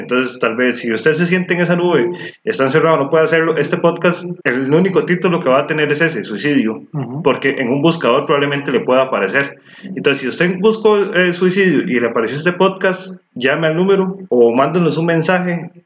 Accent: Costa Rica; Somos ticos

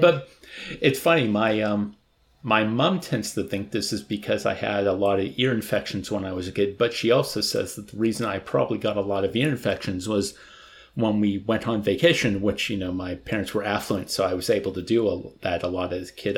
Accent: United States; first language English; I'm an American

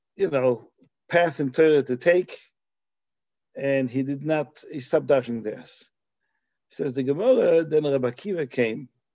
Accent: Belgium; moved away; where I grew up in Belgium

